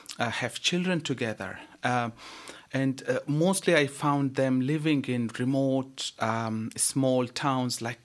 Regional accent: Afghanistan; now in Australia; I'm from Afghanistan

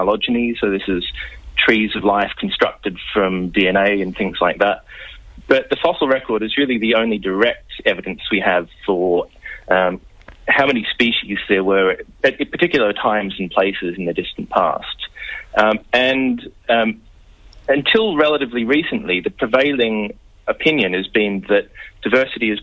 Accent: Melbourne, Victoria, Australia; moved away as an adult; also born or lived in United Kingdom; now in Birmingham, United Kingdom; I grew up in Melbourne

